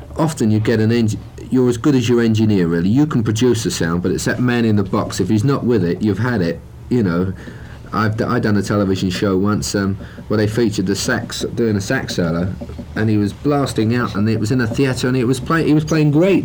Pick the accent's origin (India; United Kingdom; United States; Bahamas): United Kingdom; London; we're from London